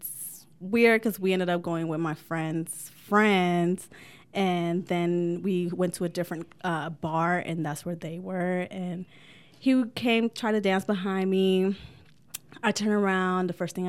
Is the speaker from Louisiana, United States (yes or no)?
no; California, United States; also born or lived in Florida / South Carolina; now in Oregon, United States; I'm from California. I love the sun. From California, I was living in Florida. And then I was in Carolina, Myrtle Beach. So I'm a beach girl.